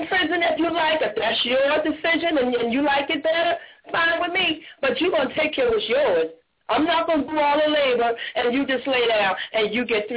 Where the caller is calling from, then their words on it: Jacksonville, Florida, United States; I'm calling from Jacksonville